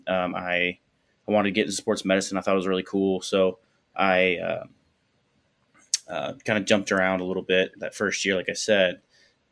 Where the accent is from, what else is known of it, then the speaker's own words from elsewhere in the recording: Fort Myers, Florida, United States; moved away; I was born and raised in Southwest Florida, Fort Myers.